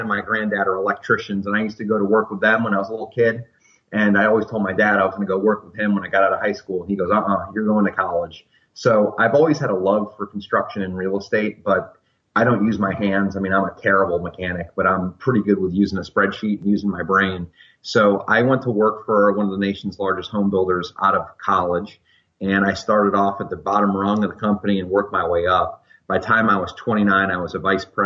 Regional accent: Fort Lauderdale, Florida, United States; now in Central Virginia, United States; I grew up in Fort Lauderdale, Florida

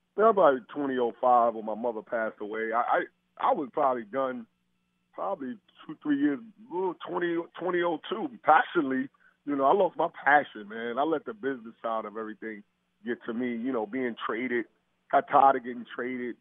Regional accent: New York, United States; my hometown, New York

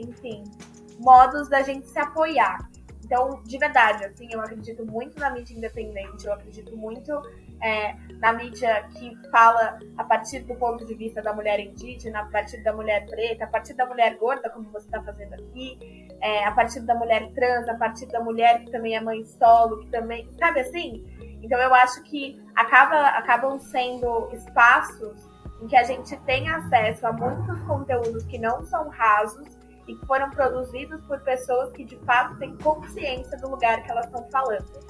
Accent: São Paulo, Brazil; Sou tá nascida e criada na Brasilândia, que é a periferia da Zona Norte de São Paulo

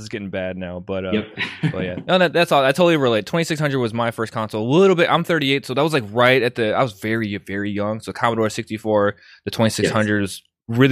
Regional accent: right outside of Chicago, Illinois, United States; I grew up right outside of Chicago

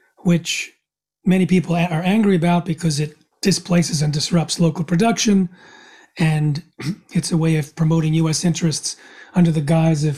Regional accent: United States; I'm from the United States.

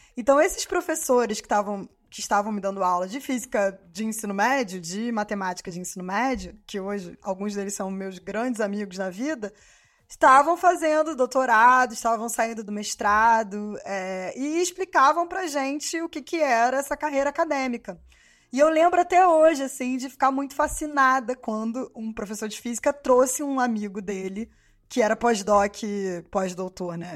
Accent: Rio de Janeiro, Brazil; moved away as an adult; also born or lived in São João de Meriti; now in France; eu nasci em São João de Meriti, na Baixada Fluminense né, a zona metropolitana do Rio de Janeiro. Mas eu morava, eu cresci, né? Foi na Fazenda Botafogo

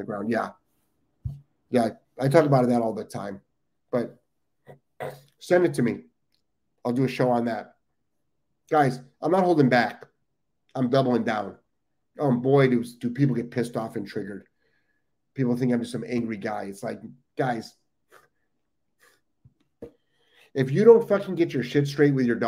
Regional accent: Cleveland, Ohio, United States; moved away; I'm from Ohio, guys. I'm from Cleveland.

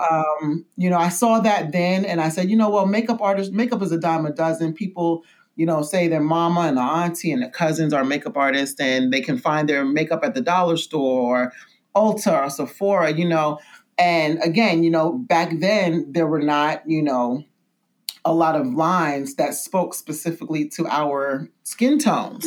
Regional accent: New York City, New York, United States; I'm originally from New York City and I'm from Brooklyn, New York, actually, Bedford Stuyvesant, Bed Stuy, as we say.

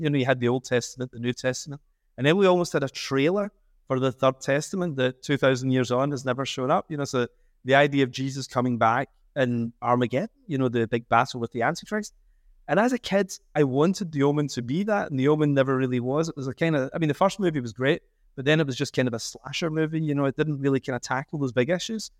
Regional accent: Scotland, United Kingdom; I'm a Scottish Catholic

